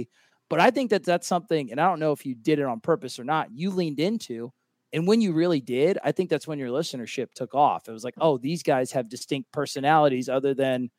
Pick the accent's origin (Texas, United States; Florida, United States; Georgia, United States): Florida, United States; Cocoa Beach; I'm from Cocoa Beach.